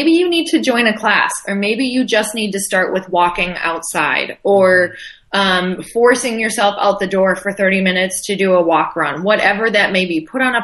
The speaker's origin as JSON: {"language": "English", "region": "Midwest", "country": "United States", "said": "I come from the Midwest"}